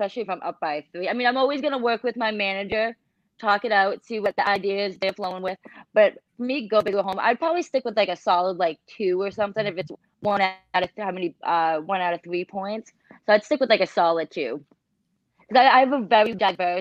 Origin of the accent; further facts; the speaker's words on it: Massachusetts, United States; we're both from Massachusetts too